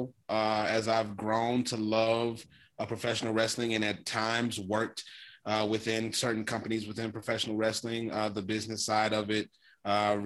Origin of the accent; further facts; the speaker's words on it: Louisiana, United States; I live in Louisiana, and this is where I grew up.